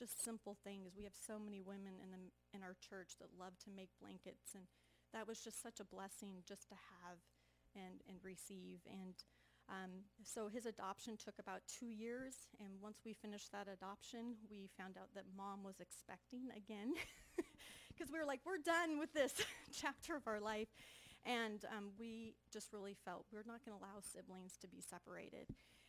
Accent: Junction City, Oregon, United States; I'm from Junction City, Oregon.

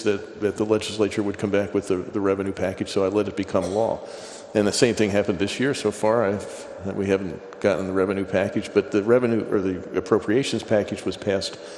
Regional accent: Pennsylvania, United States; I grew up in Pennsylvania

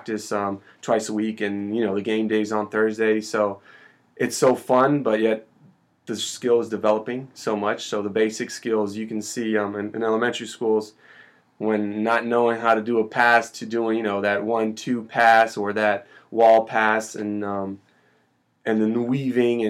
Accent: Brazil; moved away; I'm from Brazil

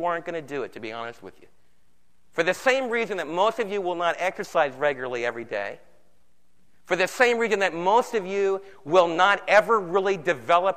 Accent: East Coast, United States; moved away; I was raised back in the East Coast

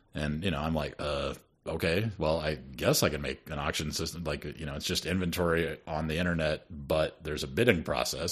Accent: Sioux City, Iowa, United States; also born or lived in Detroit, Michigan; after we moved from Detroit to Sioux City, Iowa

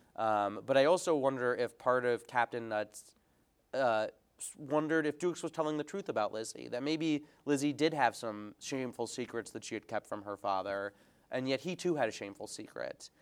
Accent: United States; also born or lived in England; I'm from the United States.

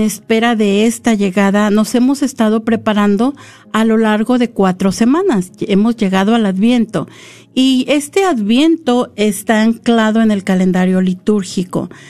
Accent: San Luis Potosí, Mexico; moved away; yo soy de México, soy de San Luis Potosí

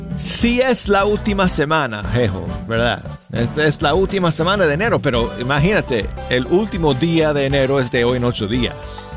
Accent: Denver, Colorado, United States; now in Birmingham, United States; el frío de, de mi ciudad natal, de Denver, Colorado

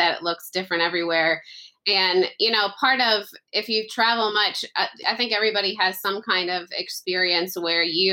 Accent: United States; as an American

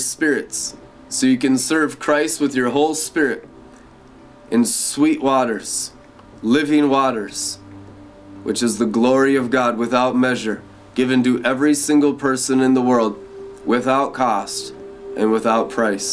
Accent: Seattle, Washington, United States; I grew up in Seattle, Washington, during the grunge scene

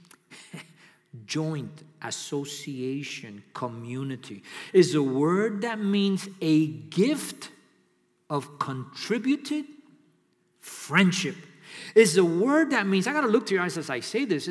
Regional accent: New York City, New York, United States; now in Miami, United States; I'm from New York City

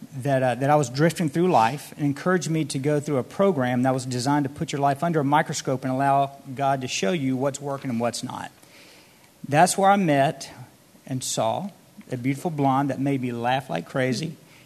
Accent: Gulfport, Mississippi, United States; moved away as an adult; also born or lived in Dallas, Texas; So I grew up in Gulfport, Mississippi with 3 siblings

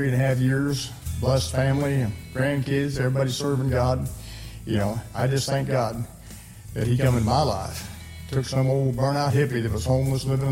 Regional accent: Missouri, United States; moved away as an adult; also born or lived in Utah / Texas; I was born in Missouri

